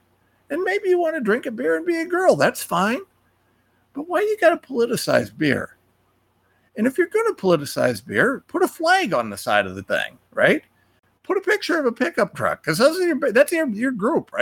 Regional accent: Ohio, United States; I'm a nobody from Ohio

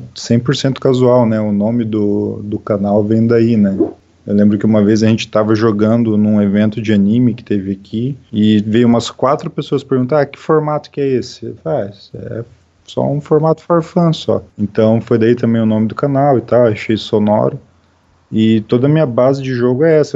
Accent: Santa Catarina, Brazil; also born or lived in Foz do Iguaçu, Paraná, Brazil; quando eu tinha 10 anos, a gente veio embora para Santa Catarina

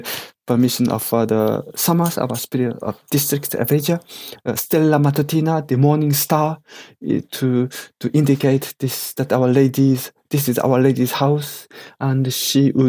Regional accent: Japan; English is a second language; I was born in Japan with my Japanese parents, and I grown up and educated totally in Japan as common Japanese

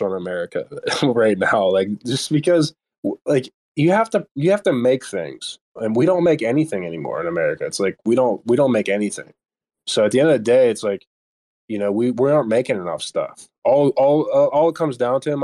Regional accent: Pittsburgh, Pennsylvania, United States; I'm from Pittsburgh area

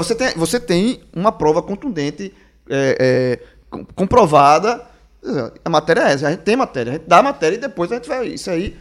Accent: Barbacena, Minas Gerais, Brazil; Quando era pequeno, lá em Barbacena, tinha um número do telefone fixo

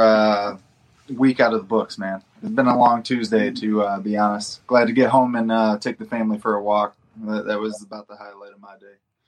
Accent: Detroit, Michigan, United States; I'm from Detroit and that's fight fan from the 313

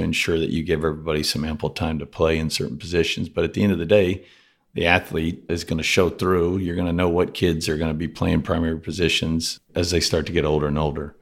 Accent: Rockport, Texas, United States; also born or lived in Cuero, Texas; I spent, uh, first ten years of my life on the coast in Rockport. It's kind of a small little town right by Corpus

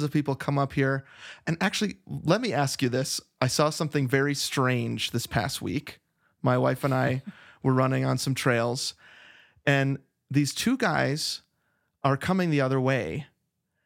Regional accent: Flagstaff, Arizona, United States; I'm from Flagstaff. I'm in Flagstaff, Arizona right now

